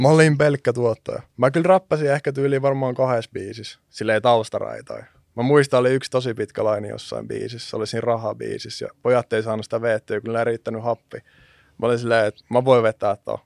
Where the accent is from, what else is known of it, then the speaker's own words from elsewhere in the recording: Jyväskylä, Central Finland, Finland; mä oon syntynyt Jyväskylässä yrittäjäperheeseen